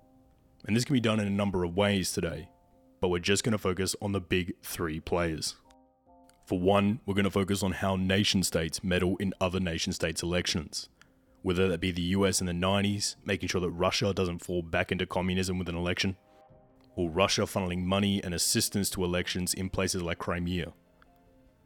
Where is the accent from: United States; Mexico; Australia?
Australia; here in my home country of Australia